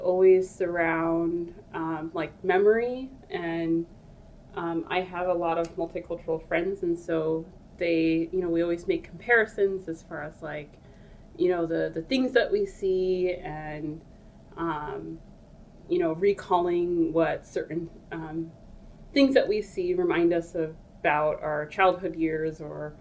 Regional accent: United States; also born or lived in Ethiopia / Alaska; I came to the U.S. when I was very young. I was like 3 or 4.

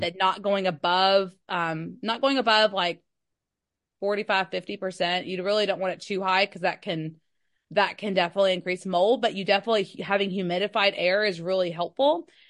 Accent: Kentucky, United States; I'm from Kentucky

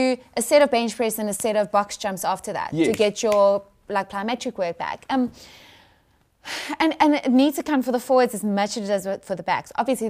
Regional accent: George, Western Cape, South Africa; I'm from George.

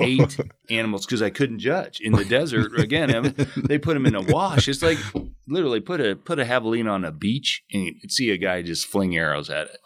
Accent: Illinois, United States; moved away as an adult; also born or lived in West Coast; now in Arizona, United States; I grew up in Illinois, deer hunted

